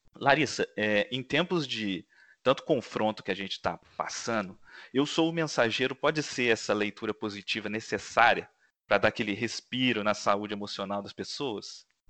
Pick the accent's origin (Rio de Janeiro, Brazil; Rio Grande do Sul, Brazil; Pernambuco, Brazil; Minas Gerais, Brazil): Minas Gerais, Brazil; moved away; Eu estive em Minas Gerais, é, passei o fim de semana lá na minha cidade